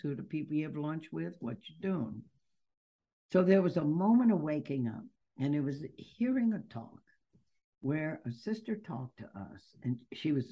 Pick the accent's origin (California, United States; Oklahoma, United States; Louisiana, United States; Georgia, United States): Louisiana, United States; Baton Rouge; also born or lived in New Orleans; Louisiana. Maybe you can pick it up in my accent. Been here all of my life, actually. And grew up in Baton Rouge, then moved to New Orleans